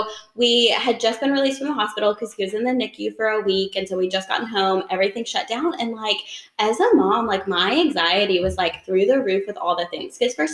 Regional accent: Oxford, Mississippi, United States; moved away as an adult; now in Athens, Alabama, United States; So I am originally from Oxford, Mississippi, which is where Ole Miss is. So hottie totty, I was born and raised and then went to school there. And that's where my husband and I met. But we moved over here like 7 years ago, for my husband's job.

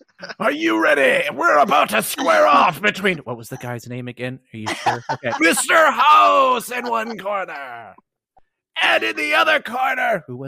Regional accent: Canada; I'm Canadian.

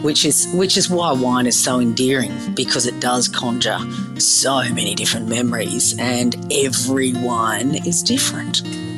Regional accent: Perth, Western Australia, Australia; I mean, when growing up in Perth, I grew up on the beach and that was beautiful.

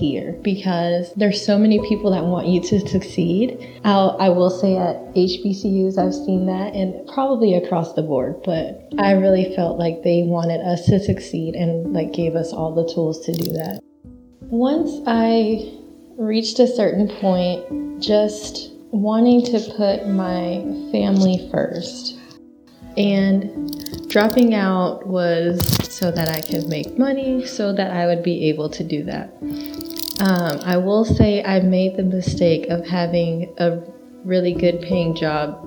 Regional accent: Dallas, Texas, United States; now in Houston, United States; I am from Dallas, Texas, and I'm now in the Houston area. I love Dallas because it's home

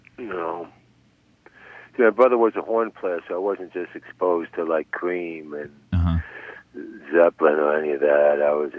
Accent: Passaic, New Jersey, United States; Passaic, New Jersey.

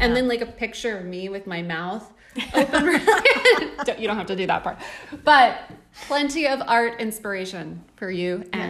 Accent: Texas, United States; I am from Texas

